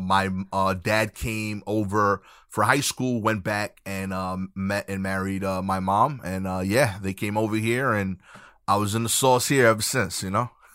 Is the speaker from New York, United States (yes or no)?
yes; New York City, New York, United States; I'm from Brooklyn. I grew up in Brooklyn